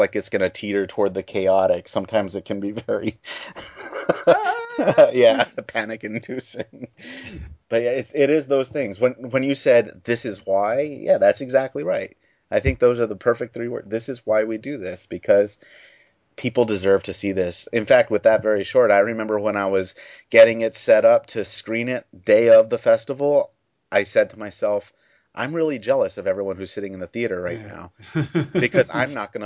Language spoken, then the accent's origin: English; Baltimore, Maryland, United States; I'm from Baltimore, Maryland.